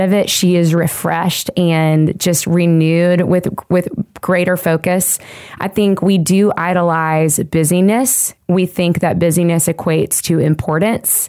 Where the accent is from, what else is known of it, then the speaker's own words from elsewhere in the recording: Nashville, Tennessee, United States; I am a singer-songwriter here in Nashville, Tennessee. It's my hometown